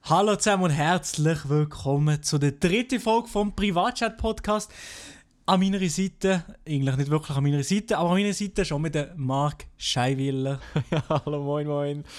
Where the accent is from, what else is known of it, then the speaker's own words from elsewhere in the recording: Fribourg, Switzerland; accent: Freiburger Dialekt; ich komme aus Freiburg und habe einen Freiburger Dialekt